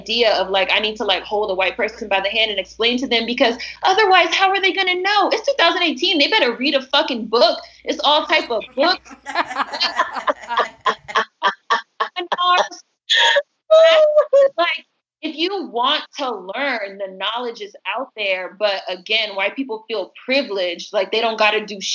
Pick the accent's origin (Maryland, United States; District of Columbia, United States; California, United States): District of Columbia, United States; Washington; I was born and raised in Washington, D.C., which is a majority black city